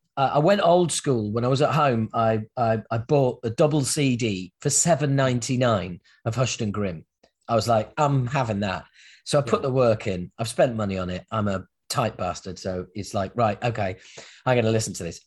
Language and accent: English; United Kingdom; us Brits